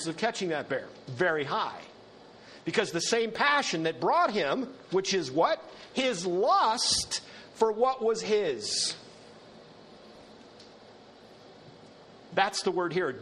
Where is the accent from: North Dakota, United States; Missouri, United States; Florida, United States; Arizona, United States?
North Dakota, United States; in North Dakota, where I grew up